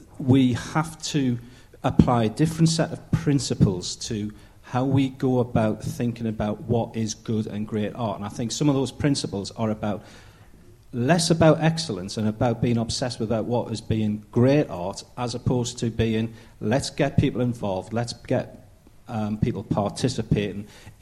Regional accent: Derby, East Midlands, United Kingdom; from Quarren Derby.

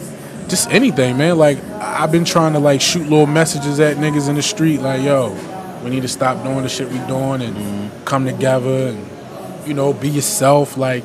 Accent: Eastern Shore, Maryland, United States; also born or lived in Salisbury; I grew up on the Eastern Shore.

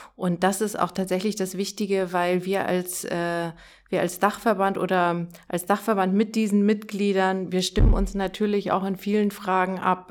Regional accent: Dithmarschen, Schleswig-Holstein, Germany; moved away as an adult; now in Hamburg, Germany; ich komme ja eher aus Dithmarschen

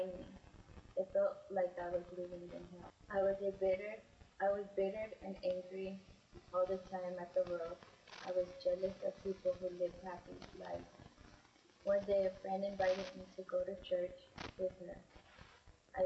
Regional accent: San Angelo, Texas, United States; I was born in San Angelo, Texas

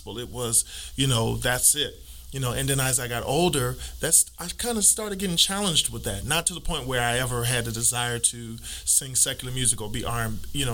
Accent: New York City, New York, United States; we were in Brooklyn, New York. I was born in Brooklyn.

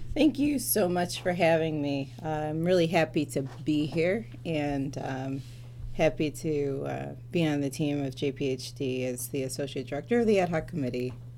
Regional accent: Detroit, Michigan, United States; moved away; I'm originally from Metro Detroit.

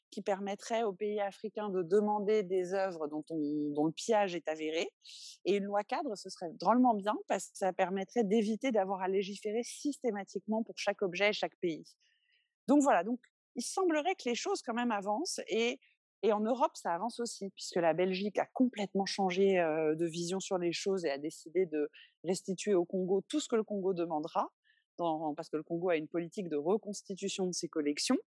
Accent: Benin; Au Bénin, on fait ce qu'on veut de notre patrimoine

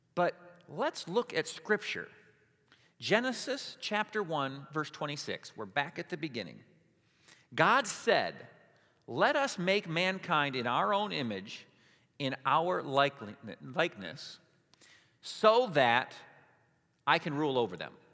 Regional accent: Hudsonville, Michigan, United States; I lived on the line of Hudsonville

